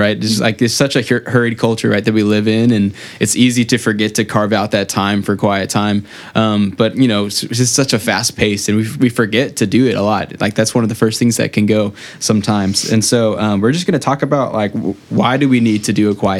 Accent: San Antonio, Texas, United States; moved away as an adult; now in Houston, United States; I'm from San Antonio

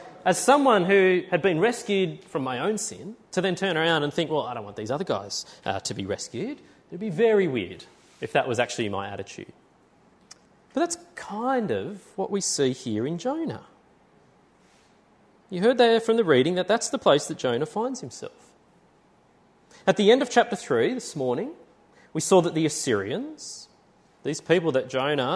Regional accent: Tamworth, New South Wales, Australia; moved away; I was from Tamworth

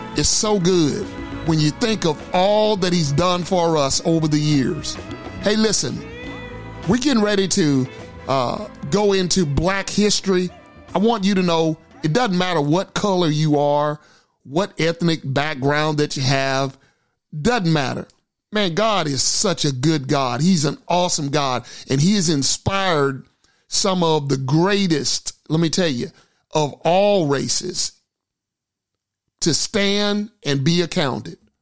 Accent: Gilmer, Texas, United States; the church which I grew up in. Valleyview Baptist Church, Gilmer, Texas

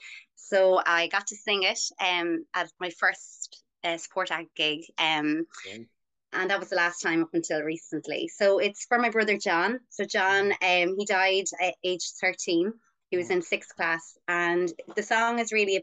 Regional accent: Newbridge, Leinster, Ireland; I'm from Newbridge in County Kildare, mm-hmm. and I grew up in a greengrocer's.

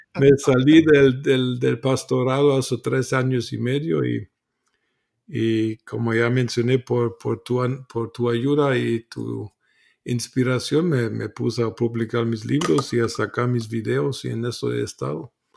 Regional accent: Germany; Spanish is a second language; moved away as an adult; also born or lived in Guatemala / Mexico; Nací en Alemania, nací católico eh, en contra de mi voluntad porque y a los 13 años dejé la iglesia católica, eh, me volví ateo en en la secundaria alemana

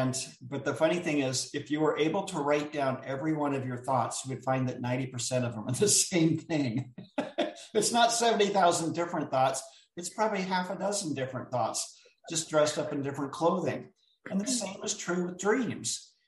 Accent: Jamaica; now in Florida, United States; And I'm from Jamaica. I'm living in Florida right now. And I was getting ready to go back and visit my family.

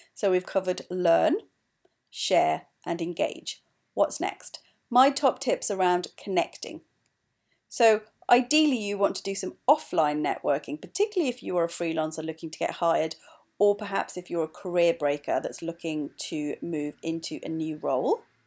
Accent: Wales, United Kingdom; moved away as an adult; also born or lived in East London; now in London, United Kingdom; I'm also Welsh.

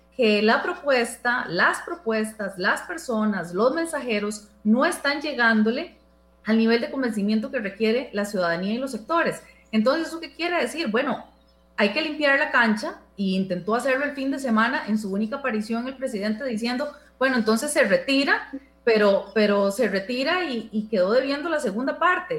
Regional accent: Costa Rica; son costarricenses como nosotros

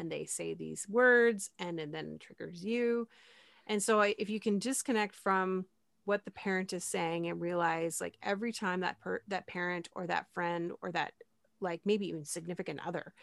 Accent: Canada; I'm Canadian

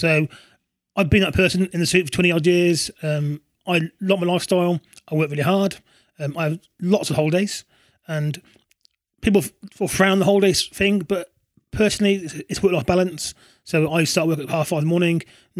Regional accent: Coventry, West Midlands, United Kingdom; I grew up in Coventry

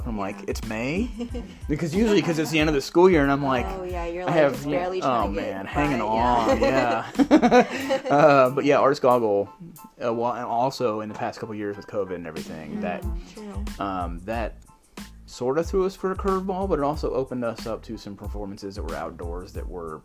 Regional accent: San Antonio, Texas, United States; now in Dallas-Fort Worth, United States; I'm from San Antonio

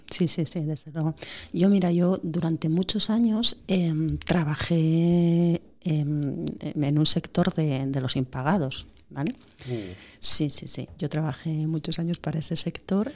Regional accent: Oviedo, Asturias, Spain; Yo soy de Oviedo

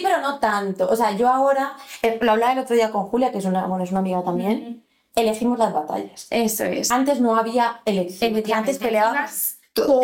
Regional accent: Alcorcón, Community of Madrid, Spain; nosotras crecimos en Alcorcón

